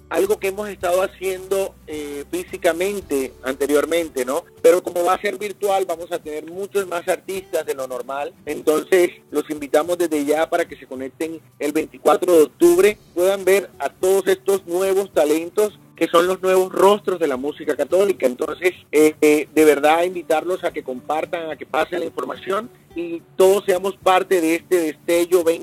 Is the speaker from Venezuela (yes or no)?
no; Barranquilla, Atlántico, Colombia; now in United States; Bueno, yo soy eh, de Barranquilla, Colombia. Muchos dicen que no tengo acento de costeño. Eh, de vez en cuando se me sale uno que otro eh, palabra y entonces la gente, ah, sí, sí, sí, es de la costa.